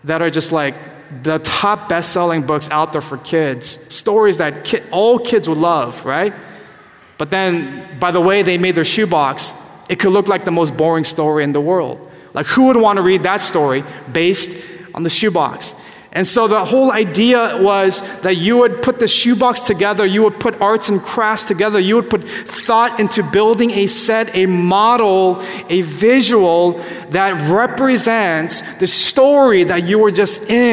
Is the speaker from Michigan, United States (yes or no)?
no; California, United States; growing up in California